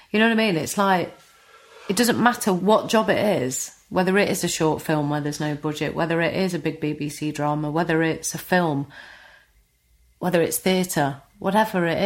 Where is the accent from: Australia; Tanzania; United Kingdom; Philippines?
United Kingdom; East Midlands; accent: Nottinghamshire; I would try and change my accent slightly, you know, make it less Notts